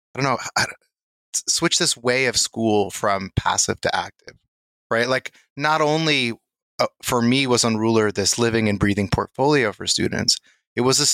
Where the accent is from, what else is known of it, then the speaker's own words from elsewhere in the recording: Lesotho; also born or lived in Massachusetts, United States; now in Hawaii, United States; I grew up in Lesotho in Southern Africa in a really communal learning environment